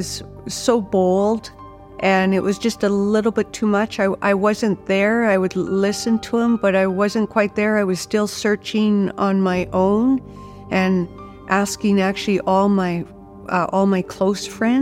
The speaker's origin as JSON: {"language": "English", "region": "Saskatchewan", "country": "Canada", "tie": "born or raised there", "said": "I was raised in Saskatchewan. My dad was a grain farmer"}